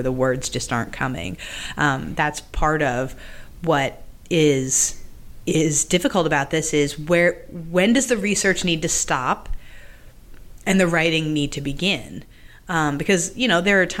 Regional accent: Massachusetts, United States; I grew up in Massachusetts

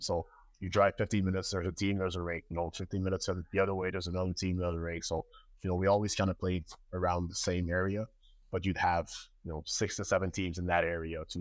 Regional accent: La Prairie, Quebec, Canada; moved away as an adult; now in United States; I started in my hometown in La Prairie in, in, uh, Montreal, Coastal Montreal

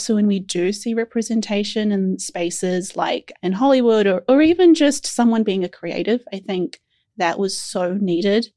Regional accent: New Zealand; as a Kiwi

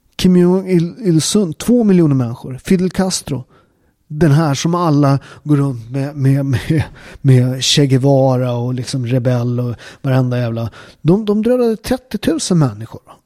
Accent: Upplands Väsby, Stockholm County, Sweden; also born or lived in Naples, Italy; jag är från Upplands Väsby, en förort

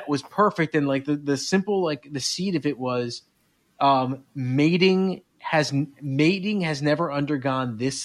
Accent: East Coast, United States; I'm from the East Coast

